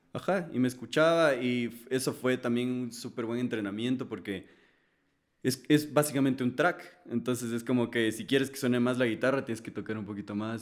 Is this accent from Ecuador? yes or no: yes; Ecuador; yo soy de Ecuador, yo hablo español